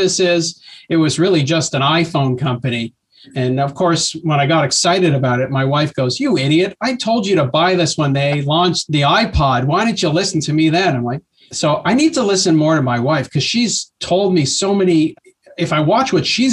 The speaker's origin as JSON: {"language": "English", "country": "Canada", "said": "as a Canadian"}